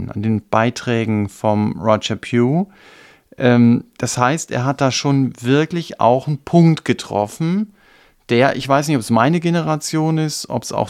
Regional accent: East Germany, Germany; Gut, wir kommen aus dem Osten, da wenn es um religiöse Dinge geht oder glaubenstechnische Sachen, dann ist es oft so, dass man dann emotional ist.

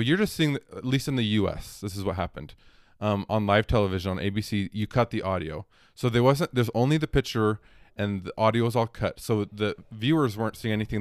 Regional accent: Ogden, Utah, United States; also born or lived in Michigan; we're both from Ogden

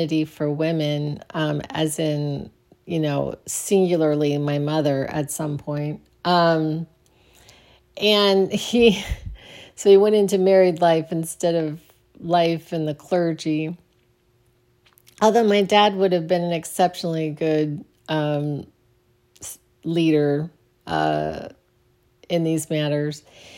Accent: Phoenix, Arizona, United States; All right, so I grew up in Arizona in Phoenix, on the west side of Phoenix, which was kind of the wrong side of the tracks in a way. Really close to Glendale, Arizona.

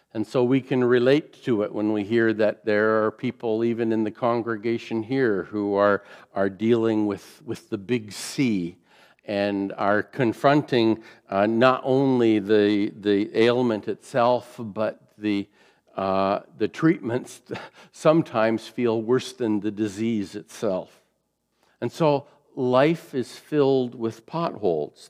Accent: Fort Erie, Ontario, Canada; I grew up in the Fort Erie area, just a mile from the uh, Queen Elizabeth Way, QEW

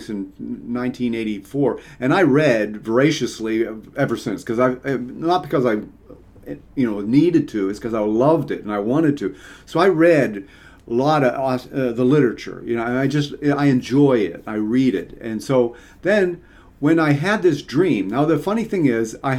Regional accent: Pittsburgh, Pennsylvania, United States; moved away as an adult; also born or lived in Mississippi / Arizona; I grew up in Pittsburgh

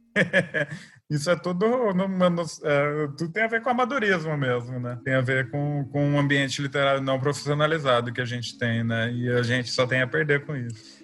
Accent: Brazil; also born or lived in Campo Grande, Mato Grosso do Sul / São Paulo; A gente é brasileiro, a gente vai produzir as coisas a, a partir da nossa cultura

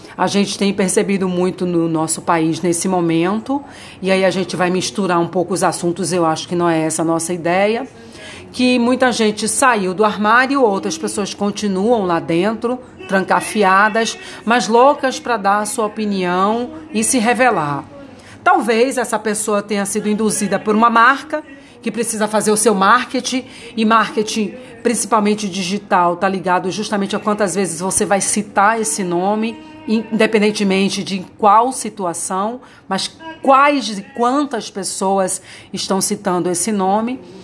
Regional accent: Bahia, Brazil; moved away; eu sou baiana

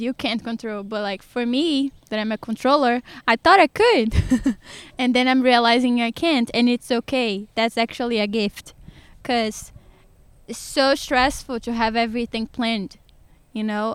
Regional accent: Sergipe, Brazil; English is a second language; moved away as an adult; now in Georgia, United States; I'm from the smallest state in Brazil, which it is Sergipe.

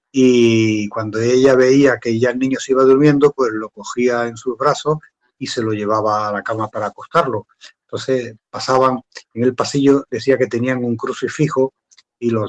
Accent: Andalusia, Spain; esto me pasó aquí ya en mi tierra, aquí en Andalucía

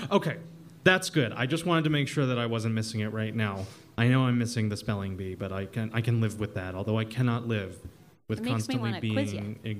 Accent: New York, United States; as one New Yorker to another

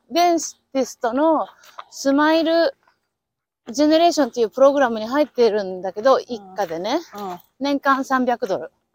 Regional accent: Aichi, Japan; now in Arizona, United States; 私も愛知 出身です

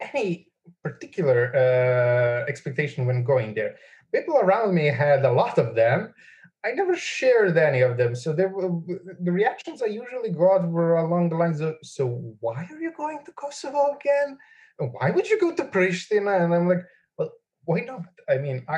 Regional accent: Belgrade, Serbia; I'm from Belgrade.

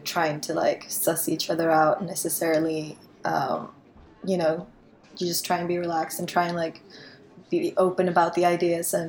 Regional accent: Sweden; moved away as an adult; also born or lived in London; I'm from Sweden, originally.

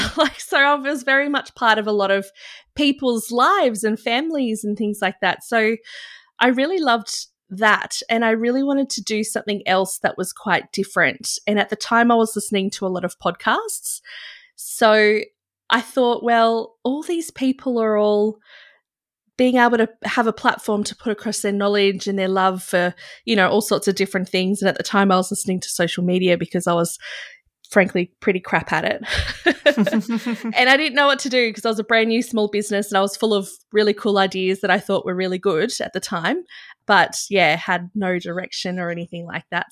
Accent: Byron Bay, New South Wales, Australia; I grew out of the bubble when I was in Byron Bay. You know, I'd grown up there

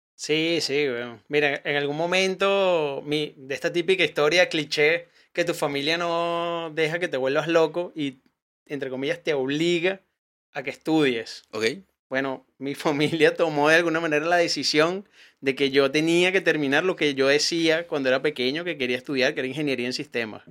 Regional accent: Venezuela; now in Chile; yo soy comediante, soy venezolano

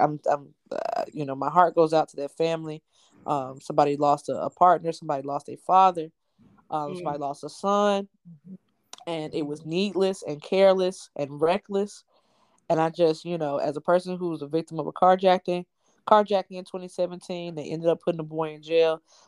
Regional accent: Atlanta, Georgia, United States; growing up in Atlanta, we had Camp Best Friends and the YMCAs and stuff.

